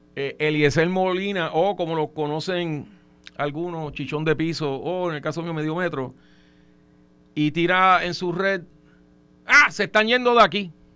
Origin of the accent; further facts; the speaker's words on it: Trujillo Alto, Puerto Rico; yo soy, yo soy de Trujillo Alto, ese es mi alcalde